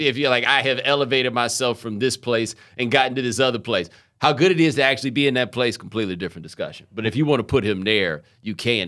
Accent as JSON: {"language": "English", "town": "Houston", "region": "Texas", "country": "United States", "tie": "born or raised there", "also_born_or_lived": "Atlanta, Georgia", "moved": "as an adult", "said": "I was born in Atlanta, we moved to Houston when I was seven."}